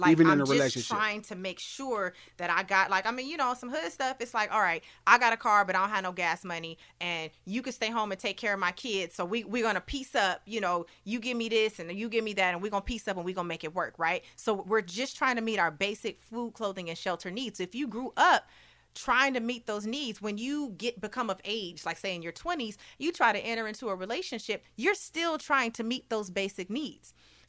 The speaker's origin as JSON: {"language": "English", "town": "Long Beach", "region": "California", "country": "United States", "said": "Yeah, I'm from Long Beach."}